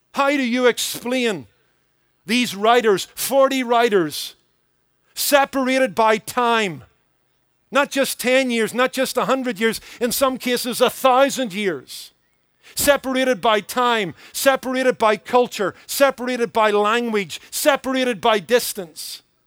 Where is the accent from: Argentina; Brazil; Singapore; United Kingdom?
United Kingdom; Belfast, Northern Ireland; accent: Irish; moved away as an adult; I was born in the be, city of Belfast